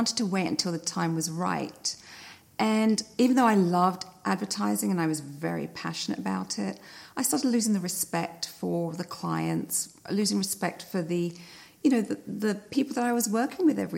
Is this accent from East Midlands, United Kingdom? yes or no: no; London, United Kingdom; moved away as an adult; also born or lived in Greece (ancestry); now in United States; I was born in London. My parents are Greek, so I'm 100% Greek, even though I was born in London. I moved to America in the mid-80s for love